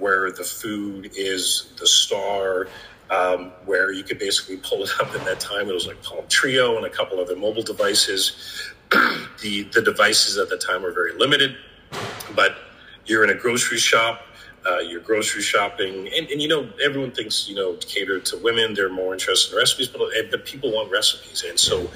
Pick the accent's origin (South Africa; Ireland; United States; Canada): Canada; moved away as an adult; as a Canadian, where I didn't have like work authorization